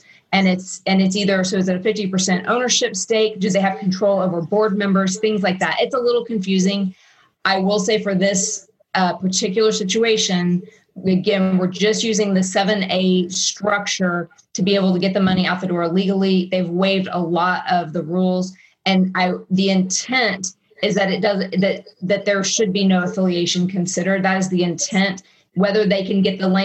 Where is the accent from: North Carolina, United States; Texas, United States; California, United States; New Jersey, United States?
Texas, United States; Austin; I'm from Austin